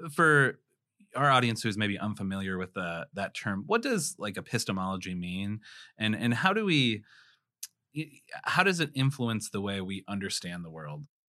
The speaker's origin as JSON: {"language": "English", "region": "South Dakota", "country": "United States", "tie": "born or raised there", "also_born_or_lived": "Chicago", "said": "I was born and raised in South Dakota"}